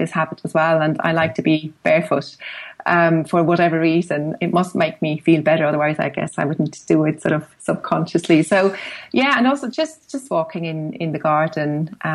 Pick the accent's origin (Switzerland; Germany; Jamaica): Switzerland; moved away as an adult; now in Dublin, Ireland; growing up in Switzerland and with, you know, pretty much a view to the mountains from the classroom